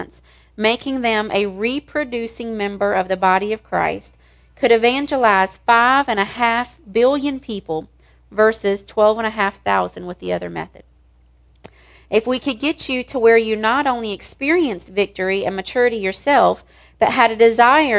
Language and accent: English; the South, United States; I was raised in the South.